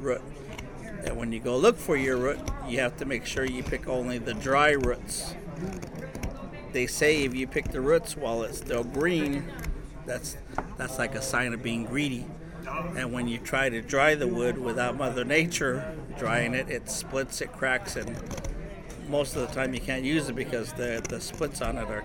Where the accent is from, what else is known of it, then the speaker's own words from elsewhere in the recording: Second Mesa, Arizona, United States; I'm from Seka Mesa. I'm a member of the Hopi tribe